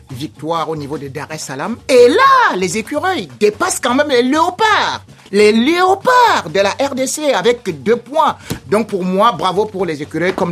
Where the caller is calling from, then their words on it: Benin; Bonsoir, RFI. Ouais, c'est … Il à depuis le Bénin.